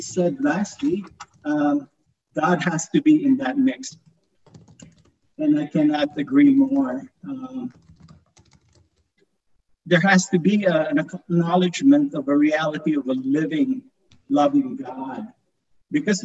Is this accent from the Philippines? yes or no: yes; Philippines; moved away as an adult; now in Black Forest, United States; growing up in the Philippines